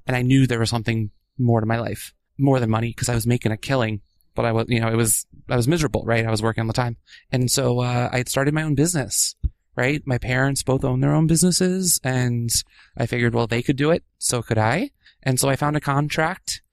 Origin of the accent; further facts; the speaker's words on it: Washington, District of Columbia, United States; I grew up in D.C., just outside D.C. in the burbs